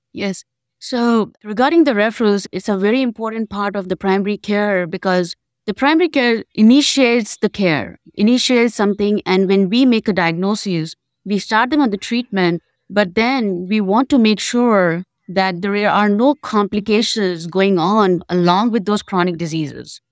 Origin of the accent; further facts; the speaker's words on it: India; moved away as an adult; now in Memphis, United States; I'm basically from India